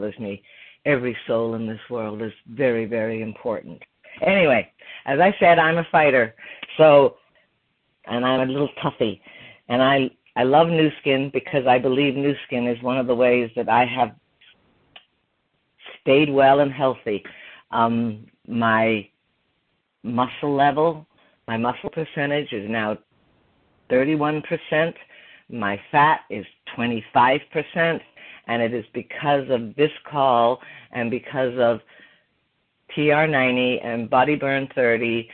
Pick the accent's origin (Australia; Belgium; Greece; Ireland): Ireland; moved away as an adult; also born or lived in Canada; now in Plymouth, Michigan, United States; I grew up in Ireland in the 60s and I moved to Canada in the 70s and then I moved to America in the 80s